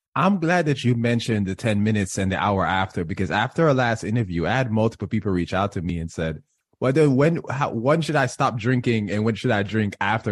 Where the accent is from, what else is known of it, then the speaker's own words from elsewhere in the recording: Jamaica; I am Jamaican